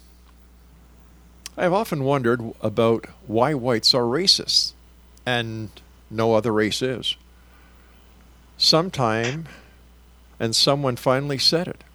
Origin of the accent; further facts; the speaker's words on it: Canada; I am proudly Canadian.